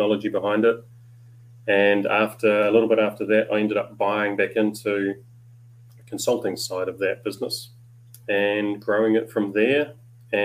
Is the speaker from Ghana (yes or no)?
no; Papakura, Auckland, New Zealand; a big part of my upbringing was on a farm in the hills up above Papakura in South Auckland